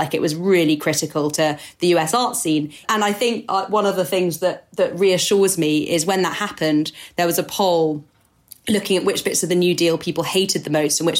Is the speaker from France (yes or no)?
yes; France; accent: French; English is a second language; which I'm going to butcher with my French accent